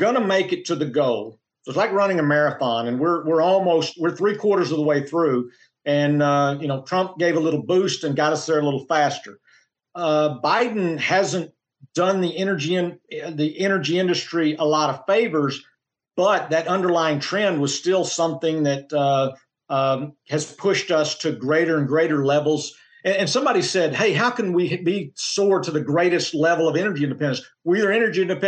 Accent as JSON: {"language": "English", "region": "Oklahoma", "country": "United States", "said": "I come from Oklahoma as well."}